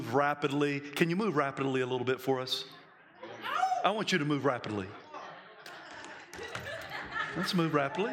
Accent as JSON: {"language": "English", "region": "the South", "country": "United States", "said": "I'm from the South"}